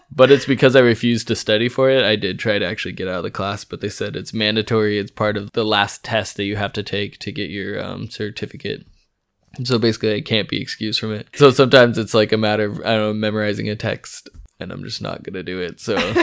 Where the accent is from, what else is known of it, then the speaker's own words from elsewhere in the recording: California, United States; moved away as an adult; now in Freiburg, Germany; I am from California.